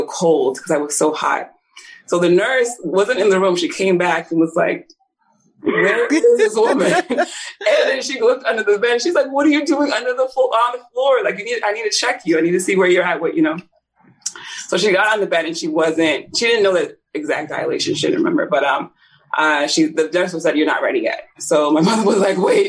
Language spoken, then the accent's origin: English; Nigeria; I was born in Nigeria